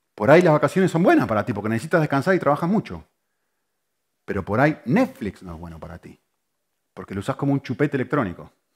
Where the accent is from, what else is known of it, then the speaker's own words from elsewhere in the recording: Argentina; moved away; yo soy argentino